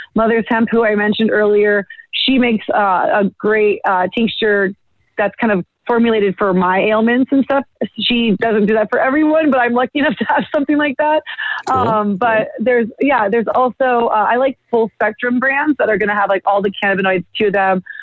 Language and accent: English; Bay Area, California, United States; moved away; growing up in the Bay Area